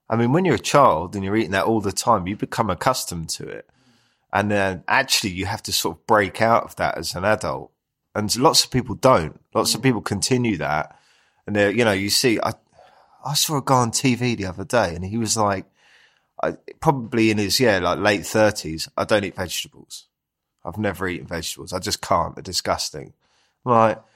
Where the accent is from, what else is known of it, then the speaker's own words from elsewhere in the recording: London, United Kingdom; Uh, Southeast London. So yeah, and I've always kind of lived around there ever since. I love it down there. Uh, I live in Greenwich now, so that's a beautiful part of London.